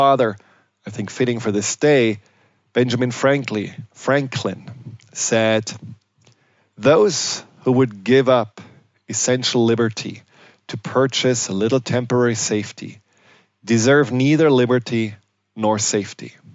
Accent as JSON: {"language": "English", "country": "Germany", "tie": "born or raised there", "said": "I grew up in Germany"}